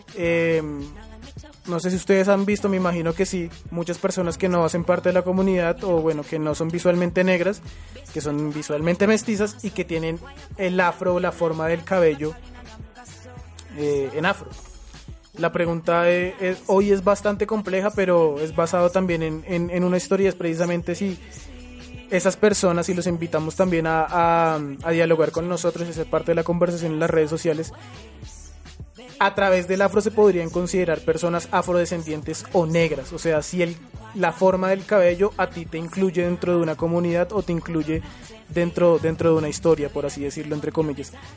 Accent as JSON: {"language": "Spanish", "country": "Colombia", "said": "nosotros como, como, como afrodescendientes, como negros de Colombia"}